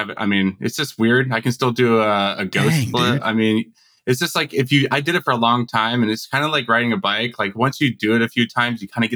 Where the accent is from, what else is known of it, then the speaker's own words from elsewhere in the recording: Simi Valley, California, United States; moved away as an adult; now in Tempe, United States; I grew up in Simi Valley in Ventura County, just north